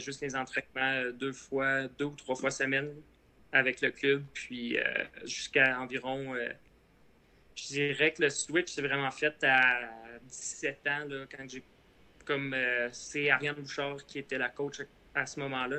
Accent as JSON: {"language": "French", "town": "Repentigny", "region": "Quebec", "country": "Canada", "tie": "born or raised there", "said": "j'ai grandi à Repentigny. C'est euh, pas trop loin de Montréal."}